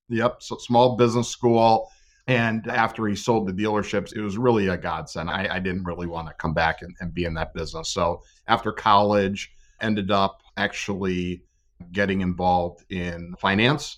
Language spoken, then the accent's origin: English; Northeast Ohio, United States; grew up, born and raised in Northeast Ohio